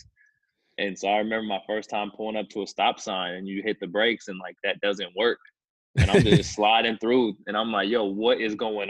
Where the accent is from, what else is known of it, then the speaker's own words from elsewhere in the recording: California, United States; moved away as an adult; now in Kansas, United States; I'm a California born and raised, and you know, I'm certainly Californian by almost every stretch of that imagination